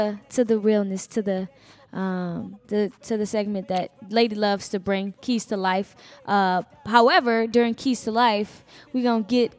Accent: Lafayette, Louisiana, United States; I'm from Louisiana

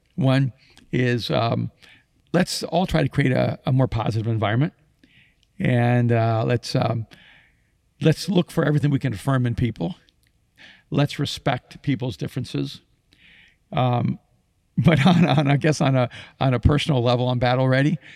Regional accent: Miami, Florida, United States; English is a second language; I grew up in Miami

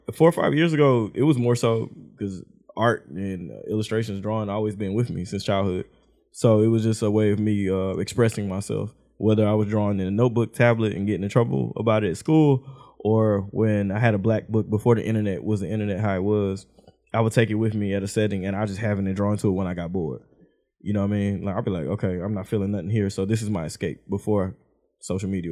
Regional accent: Houston, Texas, United States; I stayed on the south side. And then I moved to the west and I moved out. Mama got us out the hood

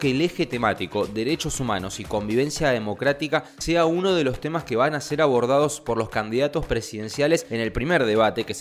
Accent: Argentina

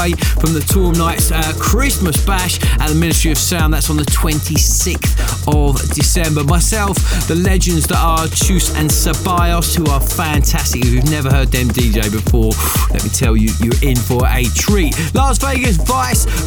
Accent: Maidstone, South East England, United Kingdom; the Source Bar in Maidstone, my hometown

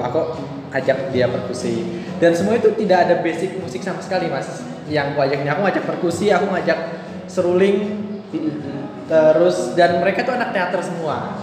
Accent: Jakarta, Indonesia; aku aku lahir besar di Jakarta

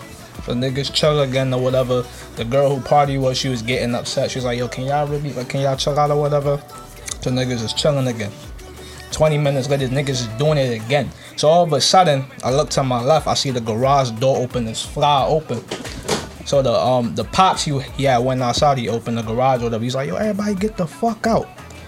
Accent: New York, United States; I came from New York, so it doesn't compare.

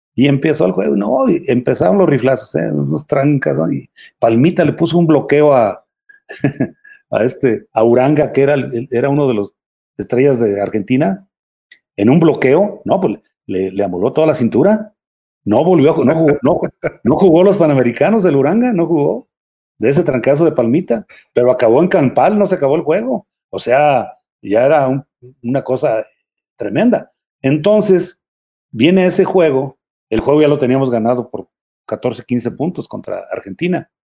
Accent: León, Guanajuato, Mexico; moved away; also born or lived in San Francisco del Rincón, Guanajuato / Mexico City; nací yo acá en, León, pero estoy registrado allá

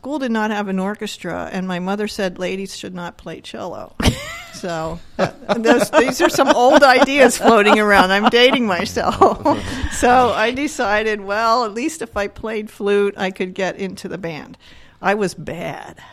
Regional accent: Camden County, New Jersey, United States; now in Berks County, Pennsylvania, United States; I grew up in New Jersey, okay. In Camden County.

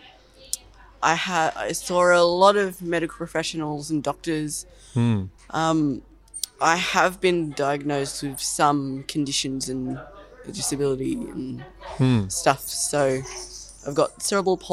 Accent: Sydney, New South Wales, Australia; I was born up in Randwick

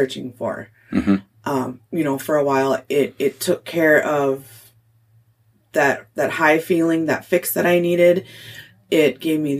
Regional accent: Cotton, Minnesota, United States; moved away; also born or lived in Duluth; growing up in Cotton

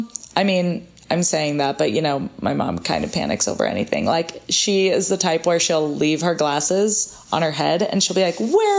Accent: United States; Yeah, and we were like, oh, haha, yeah, of course, we're from the States.

